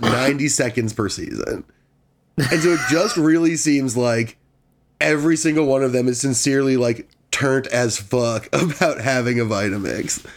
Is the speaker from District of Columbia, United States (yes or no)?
yes; Washington, District of Columbia, United States; moved away; I'm from D C